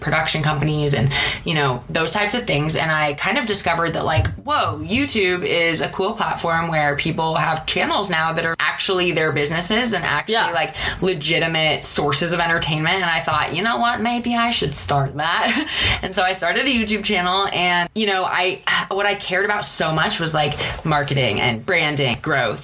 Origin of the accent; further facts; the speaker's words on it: Seattle, Washington, United States; moved away as an adult; now in Los Angeles, United States; I'm from Seattle and moved to LA in 2011 for film school